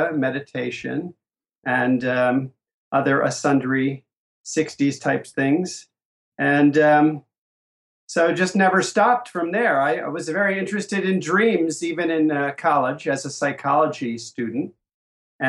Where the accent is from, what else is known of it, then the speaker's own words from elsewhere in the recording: Asbury Park, New Jersey, United States; Growing up in New Jersey and Asbury Park, New Jersey